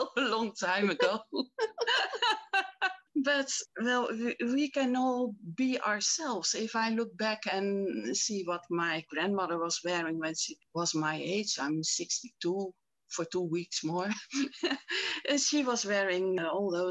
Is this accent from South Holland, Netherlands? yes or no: yes; Rotterdam, South Holland, Netherlands; I grew up in Rotterdam